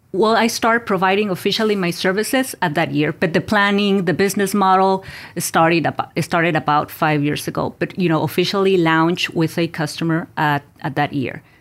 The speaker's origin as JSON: {"language": "English", "country": "Mexico", "tie": "born or raised there", "moved": "yes", "said": "I was born and raised in Mexico."}